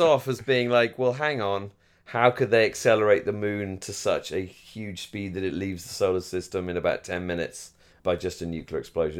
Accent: United Kingdom; moved away; I'm coming back from, from the home country of both myself and our favorite T V show

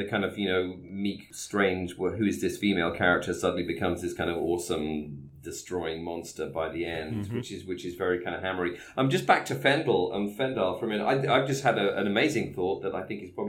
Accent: United Kingdom

